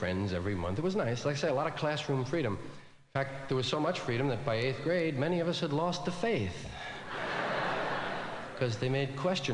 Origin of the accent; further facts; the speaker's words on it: New York City, New York, United States; I was from one of those Irish neighborhoods in New York, one of those kind of parish schools.